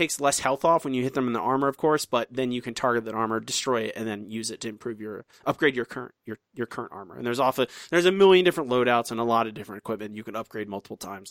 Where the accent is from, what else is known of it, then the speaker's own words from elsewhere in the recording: Florida, United States; my home state